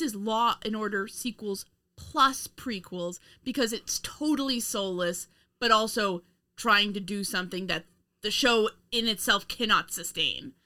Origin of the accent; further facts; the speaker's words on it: United States; us being Americans